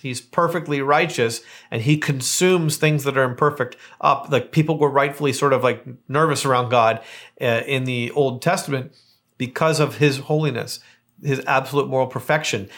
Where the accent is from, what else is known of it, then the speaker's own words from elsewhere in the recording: Hamilton, Ontario, Canada; moved away as an adult; now in Palm Springs, United States; I'm from Hamilton, Ontario, Canada, and I live, uh, here in Palm Springs